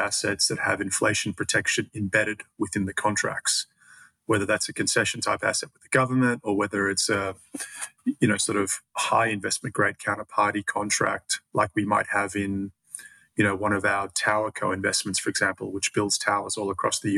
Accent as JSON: {"language": "English", "country": "Australia", "accent": "Australian", "moved": "yes", "said": "my accent is Australian, and I started my career there"}